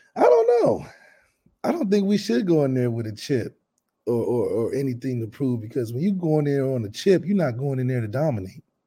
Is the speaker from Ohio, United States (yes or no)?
yes; Dayton, Ohio, United States; We're from Dayton